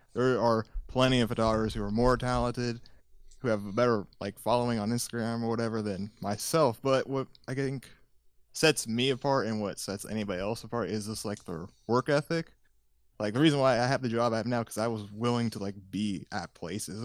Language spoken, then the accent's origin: English; Indiana, United States; also born or lived in Los Angeles, California; I was born in California, lived there for a couple years, and then my parents shifted everyone to, uh, Indiana back in nineteen ninety-eight.